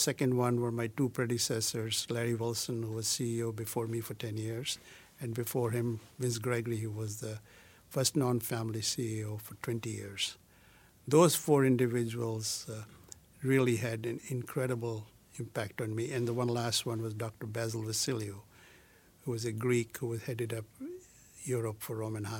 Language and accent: English; India; moved away; from my childhood growing up in India to my adult life